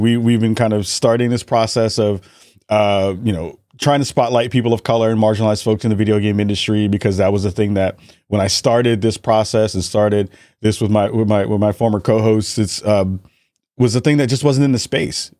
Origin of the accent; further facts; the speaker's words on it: New York City, New York, United States; I'm from the Bronx originally